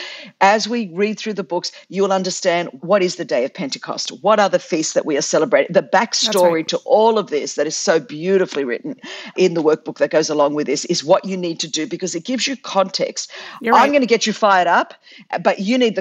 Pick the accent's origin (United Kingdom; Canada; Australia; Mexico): Australia; I'm like a Greek Australian chick